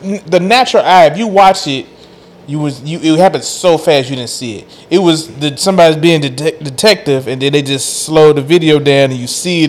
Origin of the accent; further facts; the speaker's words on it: Memphis, Tennessee, United States; everybody know I'm from Memphis, Tennessee.